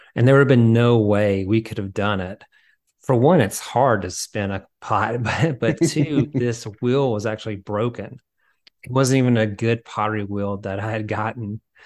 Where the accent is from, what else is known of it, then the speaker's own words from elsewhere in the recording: the South, United States; now in Nashville, United States; I grew up in the South